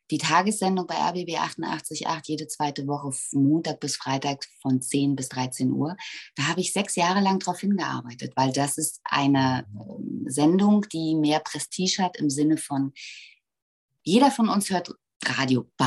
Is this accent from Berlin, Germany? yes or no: yes; Berlin, Germany; weil ich bin hier geboren und das ist meine Heimat und ich bin wahnsinnig verbunden mit Berlin.